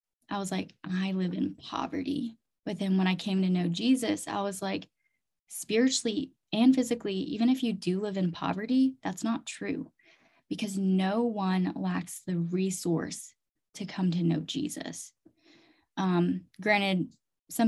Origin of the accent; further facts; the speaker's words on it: Chiang Mai, Thailand; also born or lived in Fargo, North Dakota; I was born and raised in Chiang Mai, Thailand